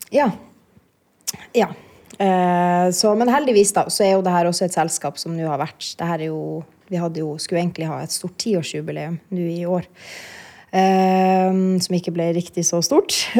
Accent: Kautokeino, Finnmark, Norway; now in Oslo, Norway; Jeg er jo fra Kautokeino

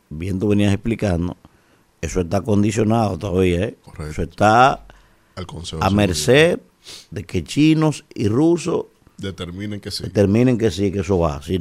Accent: Dominican Republic; cuando deberíamos estar todos los dominicanos al unísono, con una posición firme como dominicanos

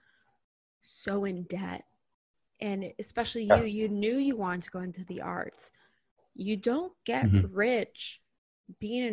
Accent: North Shore of Chicago, Illinois, United States; I grew up on the North Shore of Chicago with great resources and access

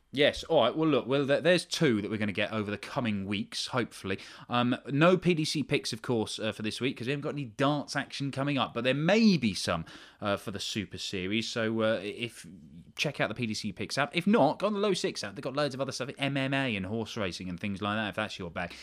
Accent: United Kingdom; as a British person

